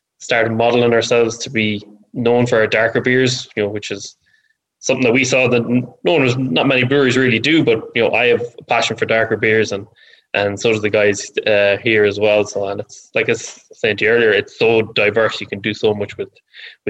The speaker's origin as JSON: {"language": "English", "country": "Ireland", "said": "as an Irish person"}